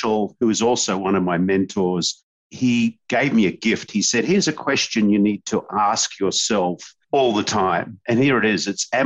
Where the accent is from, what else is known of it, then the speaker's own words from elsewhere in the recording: Australia; now in San Diego, United States; us Aussies